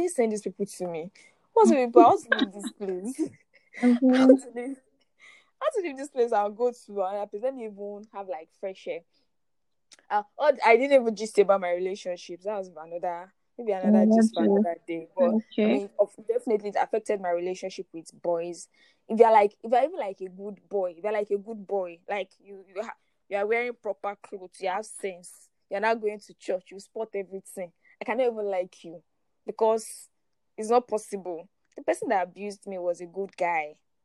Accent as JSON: {"language": "English", "town": "Ilorin", "region": "Kwara", "country": "Nigeria", "tie": "born or raised there", "said": "I grew up in Ilorin"}